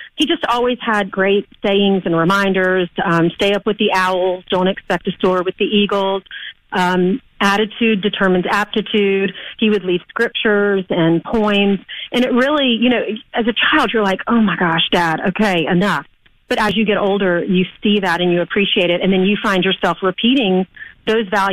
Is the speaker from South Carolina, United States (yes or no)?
yes; South Carolina, United States; also born or lived in Manhattan; now in New York, United States; I grew up in South Carolina